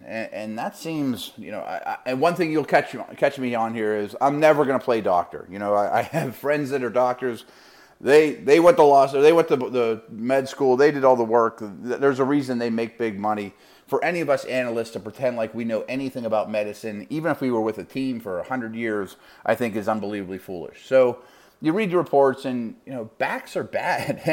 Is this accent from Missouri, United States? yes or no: no; Pittsburgh, Pennsylvania, United States; University of Pittsburgh, which is my hometown